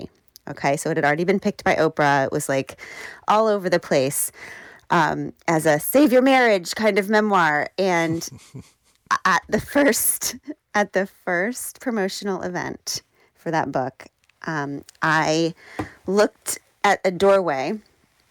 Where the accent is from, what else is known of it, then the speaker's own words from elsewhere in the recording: Burke, Virginia, United States; I grew up, in Burke, Virginia